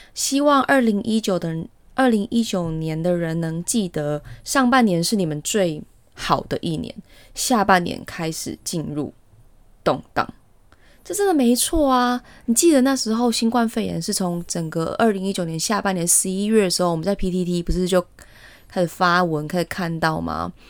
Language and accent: Chinese; Taiwan; 我们台湾人